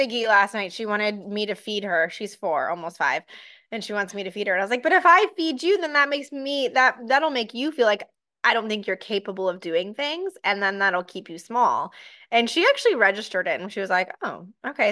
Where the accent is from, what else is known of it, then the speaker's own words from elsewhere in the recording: Encinitas, California, United States; moved away as an adult; also born or lived in Ohio; I grew up in Encinitas, La Costa area